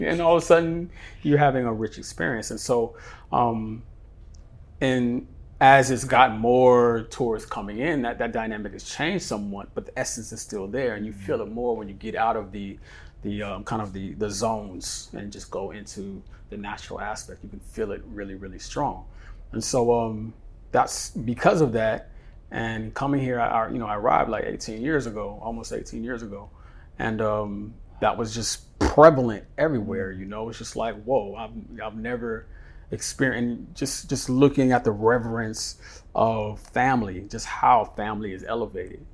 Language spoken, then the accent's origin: English; San Francisco, California, United States; now in Bali, Indonesia; I grew up in San Francisco.